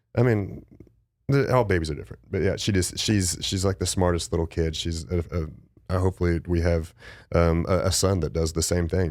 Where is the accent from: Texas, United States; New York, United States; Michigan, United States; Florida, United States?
Texas, United States; West; I was born in West Texas, too, and it gets cold as shit out there